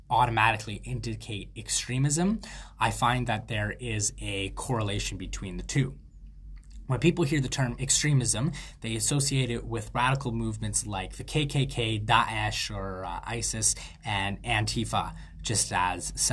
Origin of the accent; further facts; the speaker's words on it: Canada; I'm a Canadian freethought advocate